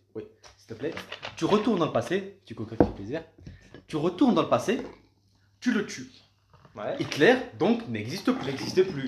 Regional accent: France; moi, en tant que Français

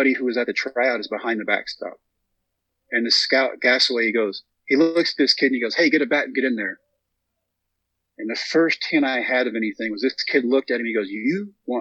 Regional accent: Texas, United States; We come back to my home state of Texas, haven't been home in 3 months

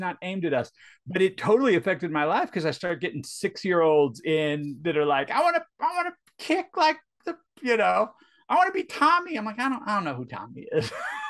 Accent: St. Louis, Missouri, United States; moved away; So I grew up in St. Louis, Missouri.

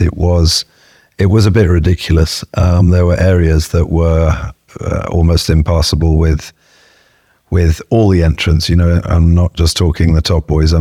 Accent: Kenya; I'm Kenyan

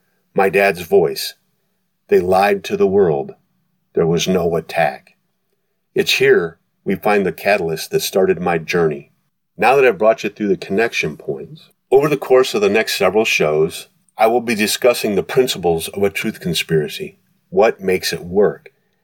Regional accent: New York, United States; accent: New York; I stopped telling people I was from New York, the city America loves to hate. Knowing a bad thing when I heard it, I had exterminated my New York accent by taking speech lessons in high school.

